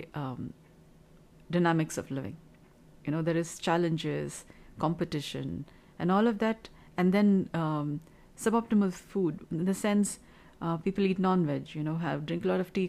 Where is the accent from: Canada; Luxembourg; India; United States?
India; Kolar Gold Fields, Karnataka; moved away as an adult; now in Bengaluru, India; I come from Kula Goldfields, Bemmel area, BEM area, Bharat Earth Movers Limited, Kolar area, from the district of Kolar, and I came to Bengaluru city